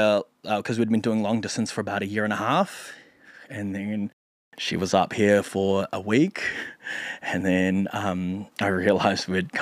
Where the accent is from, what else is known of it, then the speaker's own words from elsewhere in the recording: Philippines; because we're both Filipino comics